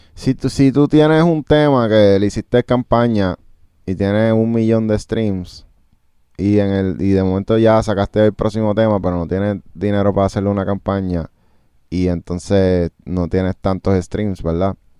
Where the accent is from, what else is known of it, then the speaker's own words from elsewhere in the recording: United States; nosotros venimos de Estados Unidos